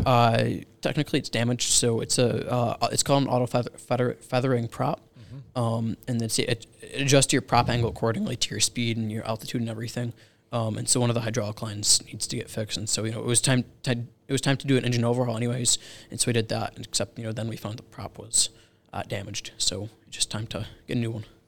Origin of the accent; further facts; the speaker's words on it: Rand Lake, Michigan, United States; now in Charlotte, United States; I grew up in Michigan